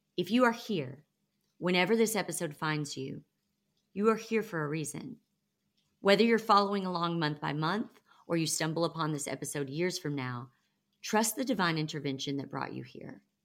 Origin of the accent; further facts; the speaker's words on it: the Bible Belt, United States; I grew up in the Bible Belt